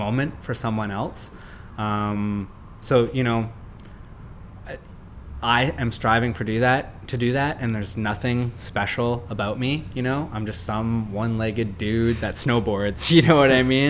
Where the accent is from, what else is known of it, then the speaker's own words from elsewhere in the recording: Canada; as Canadian, like I said, like, we have nine months of winter